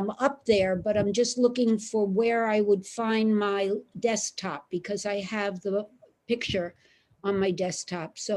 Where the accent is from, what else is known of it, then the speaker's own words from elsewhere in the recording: Brooklyn, New York, United States; Holy shit, there, excuse me, I'm from Brooklyn.